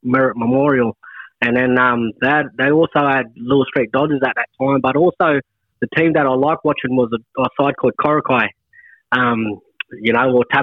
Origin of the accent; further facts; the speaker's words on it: Kempsey, New South Wales, Australia; moved away; also born or lived in Newcastle; born and bred in Kempsey, mate. Dungari boy